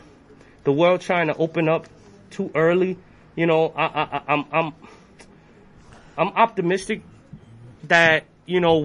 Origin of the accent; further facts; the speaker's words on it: New York City, New York, United States; I'm from Brooklyn